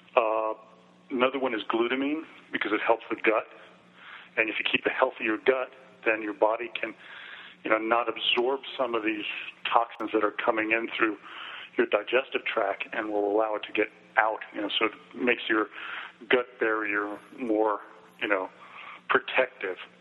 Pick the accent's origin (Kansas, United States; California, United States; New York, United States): New York, United States; New York City; I grew up in New York City